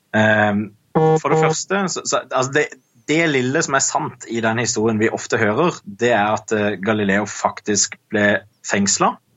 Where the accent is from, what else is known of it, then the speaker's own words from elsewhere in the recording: Kristiansand, Agder, Norway; jeg er fra Kristiansand